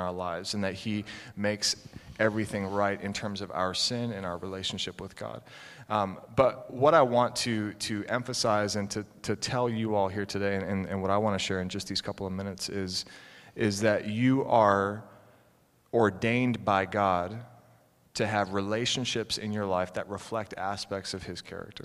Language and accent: English; Concord, Massachusetts, United States; I grew up right near Concord, Massachusetts